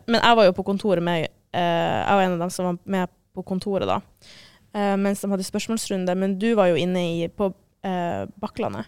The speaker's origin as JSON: {"language": "Norwegian", "region": "Northern Norway", "country": "Norway", "said": "jeg var fra eh, Nord-Norge"}